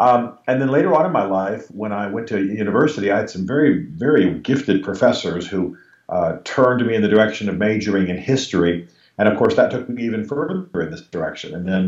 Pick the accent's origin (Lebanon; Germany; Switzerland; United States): Germany; Berlin; also born or lived in Europe; I grew up largely in Europe. My father was an army officer and a military intelligence officer. So my most formative years were in Germany during the Cold War and in Berlin, particularly during the Cold War.